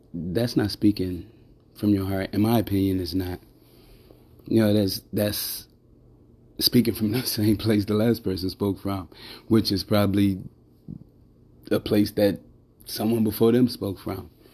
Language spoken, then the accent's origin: English; Chicago, Illinois, United States; I grew up in Chicago most of my life.